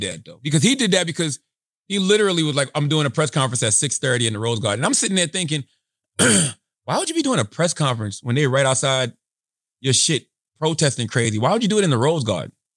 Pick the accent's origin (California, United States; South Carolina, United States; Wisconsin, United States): South Carolina, United States; moved away as an adult; now in New York, United States; my experiences growing up in South Carolina in a rural area and also living in New York since two thousand six